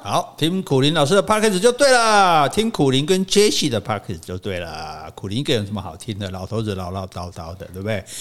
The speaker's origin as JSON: {"language": "Chinese", "region": "southern Taiwan", "country": "Taiwan", "said": "我们南部人不会讲这套"}